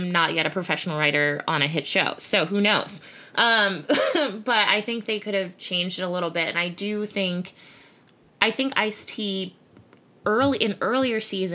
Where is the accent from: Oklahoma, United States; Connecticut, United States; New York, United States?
Connecticut, United States; also born or lived in Bridgeport, Connecticut; I grew up in Connecticut, which is permanently white.